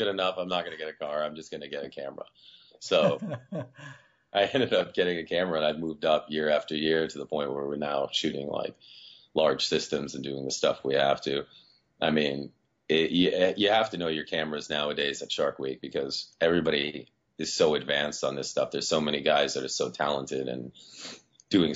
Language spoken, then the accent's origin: English; Rhode Island, United States; also born or lived in Azores, Portugal; Well, I'm originally from the Azores. And when I was 3 years old, I moved over here to New England. And I've lived here in Rhode Island for most of my life